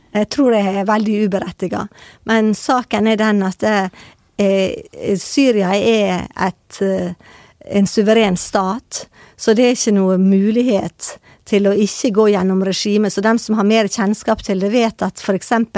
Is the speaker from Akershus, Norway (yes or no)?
no; Sunnmøre, Møre og Romsdal, Norway; jeg kommer fra Sunnmøre